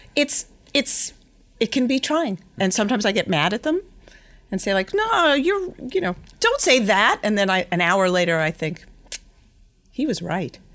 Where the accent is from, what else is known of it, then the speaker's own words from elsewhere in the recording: Yonkers, New York, United States; I was born in Yonkers, New York, something I don't actually say out loud that often, but I grew up in the house that my mother was literally born